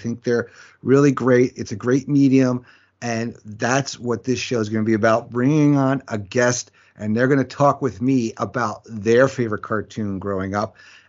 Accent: New York, United States; For me, growing up in New York, it was on Channel 11, which is PIX, which is a CW channel now, at 4 o'clock.

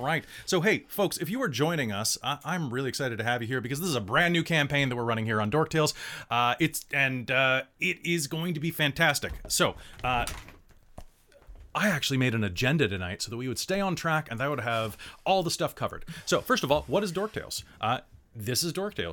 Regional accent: United States; I'm originally an American. I'm the only original American here

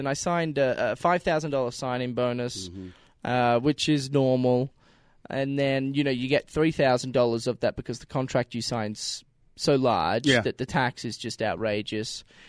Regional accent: Australia; now in United States; We're both from Australia.

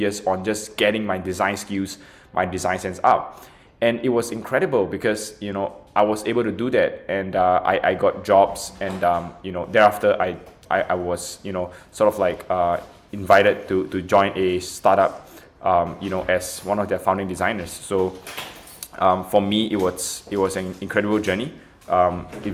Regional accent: Singapore; now in United States; I'm from Singapore, I'm now in the US

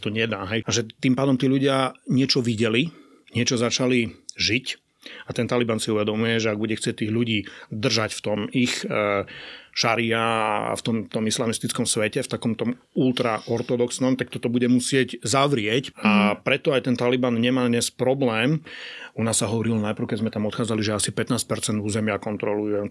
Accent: Košice, Košice Region, Slovakia; som z Košíc

